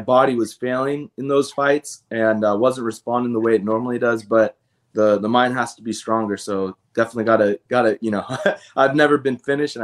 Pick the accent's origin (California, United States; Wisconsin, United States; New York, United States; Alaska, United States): California, United States; Southern; I'm from SoCal too